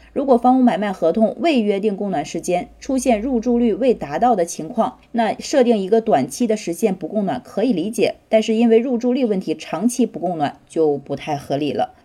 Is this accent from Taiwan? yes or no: no; northern China, China; 我作为一个北方人